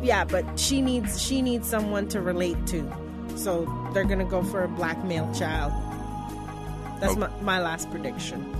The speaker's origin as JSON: {"language": "English", "country": "Canada", "said": "We're Canadian"}